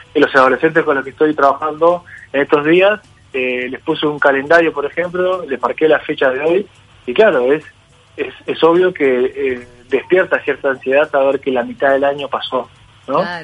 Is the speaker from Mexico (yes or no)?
no; Uruguay; como uruguayos